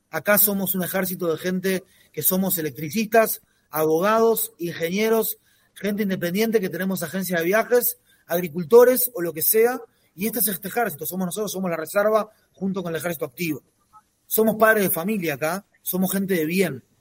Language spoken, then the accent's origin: Spanish; Montevideo, Uruguay; now in Israel; Yo en lo personal me vine de Montevideo para acá, de Uruguay para acá, eh, hace 21 años